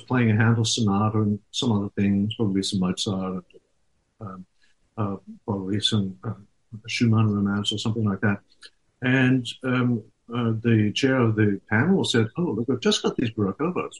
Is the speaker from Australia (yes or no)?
yes; Sydney, New South Wales, Australia; moved away as an adult; also born or lived in Netherlands; growing up in Sydney, in Australia.